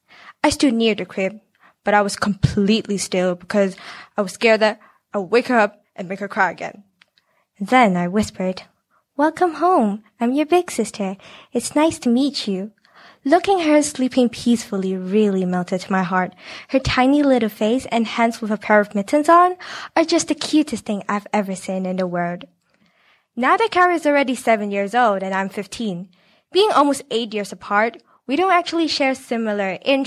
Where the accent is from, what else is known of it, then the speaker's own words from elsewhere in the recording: Hong Kong; especially growing up in Hong Kong. People don't have the energy and space to have the second kid. I was also once the only child in my family